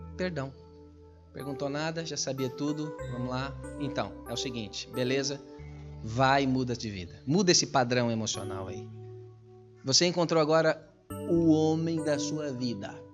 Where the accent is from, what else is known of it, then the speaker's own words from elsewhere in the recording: Brazil; now in Portugal; eu sou brasileiro